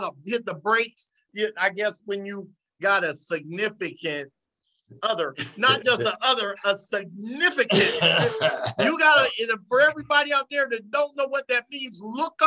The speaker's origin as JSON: {"language": "English", "town": "Savannah", "region": "Georgia", "country": "United States", "said": "I was from Savannah"}